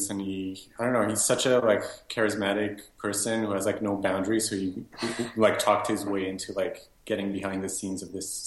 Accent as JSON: {"language": "English", "town": "Montreal", "region": "Quebec", "country": "Canada", "tie": "born or raised there", "said": "I am born and raised in Montreal"}